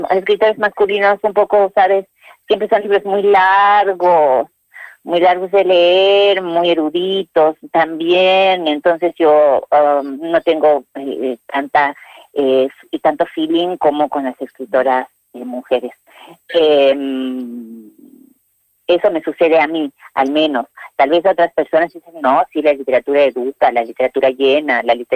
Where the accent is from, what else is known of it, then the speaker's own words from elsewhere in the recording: La Falda, Córdoba, Argentina; also born or lived in Puerta Grande / Los Sauces; yo nací en La Falda, estuve mucho tiempo viviendo de aquí para allá porque, bueno, mis padres eh, no tenían casa propia